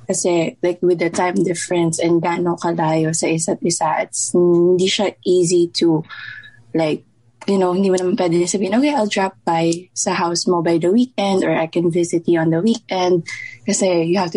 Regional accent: Philippines; moved away as an adult; now in Las Vegas, United States; nasa Vegas ako, um, but born and raised in Philippines and then nag-move ako here a few years ago.

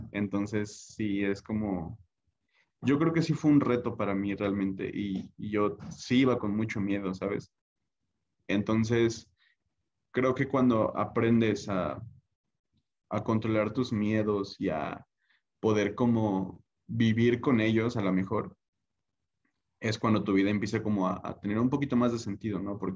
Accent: Puebla, Mexico; creo yo que al menos para yo que soy del estado de Puebla, si quieres que te vaya bien, tienes que estar al menos un tiempo fuera, lejos de tu familia o lejos de tu hogar

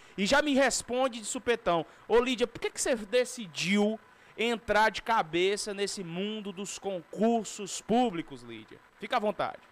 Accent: Northeast Region, Brazil; eu sou do Nordeste

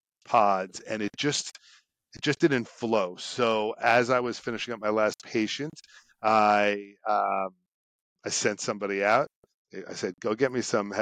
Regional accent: Long Island, New York, United States; moved away as an adult; also born or lived in Syracuse / New Jersey; I grew up on Long Island

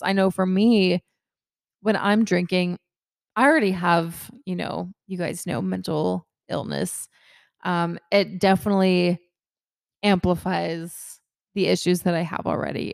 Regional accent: Kennesaw, Georgia, United States; I'm from Kennesaw, Georgia.

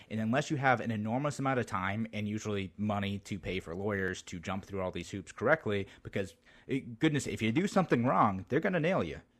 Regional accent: Utica, New York, United States; I'm from the Utica Rome area. We call ourselves Central New York there originally.

